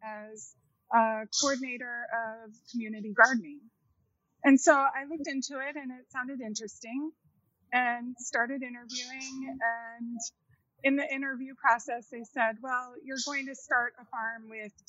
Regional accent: United States; I grew up in the Quad Cities

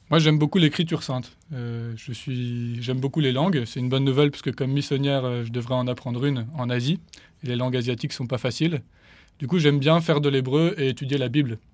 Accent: Paris, Île-de-France, France; le diocèse de Paris dont je suis originaire

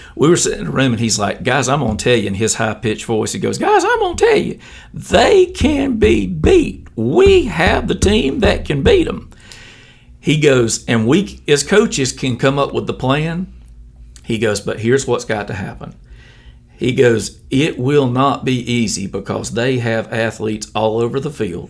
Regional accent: Elba, Alabama, United States; I grew up in Elba

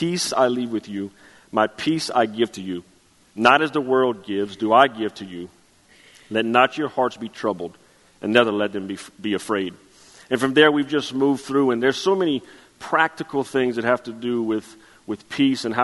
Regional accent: Chauvin, Louisiana, United States; I'm from Chauvin, Louisiana

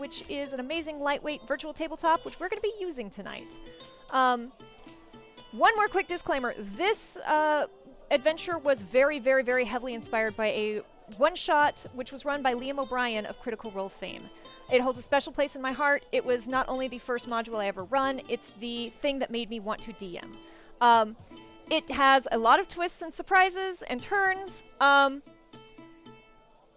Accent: the South, United States; accent: southern; my own southern accent

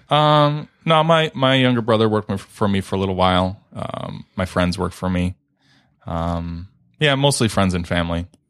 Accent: Redford, Michigan, United States; my folks moved to Redford when I was only a few months old, so, um, pretty much Born and raised in Redford, still live there now

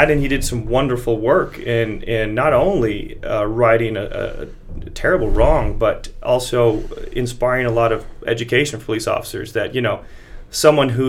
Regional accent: Montana, United States; I'm from Montana, so uh, grew up around lots of guns and a lot of responsible gun owners.

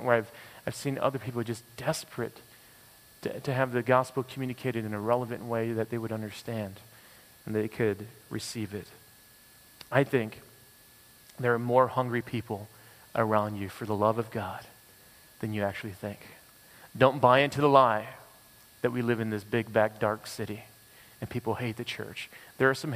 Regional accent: United States; now in Toronto, Canada; as an American

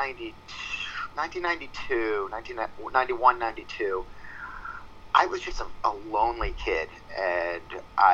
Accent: outside of Philadelphia, Pennsylvania, United States; now in New York, United States; I grew up outside of Philadelphia, Pennsylvania.

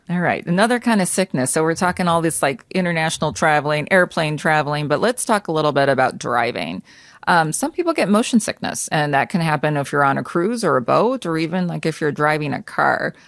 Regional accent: United States; I was born and raised in the United States

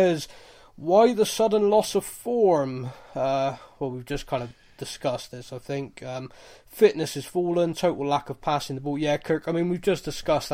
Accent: Bristol, South West England, United Kingdom; I'm from Bristol. I'm a Bristol rugby fan

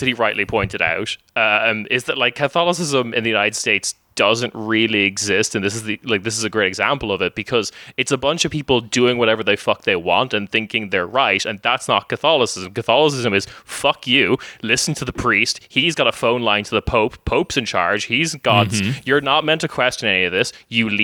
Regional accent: Ireland; I'm from Ireland

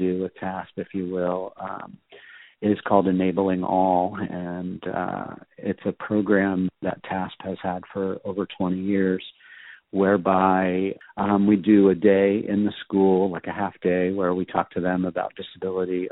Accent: Southern California, United States; also born or lived in Telluride; I grew up in Southern California, so I was a skateboarder.

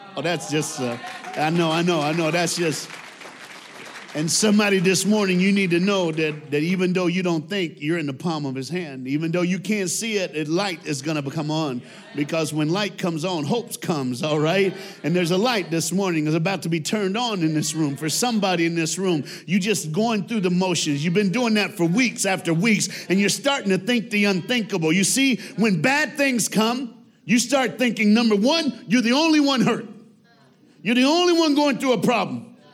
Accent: United States; I'm black and I'm an American

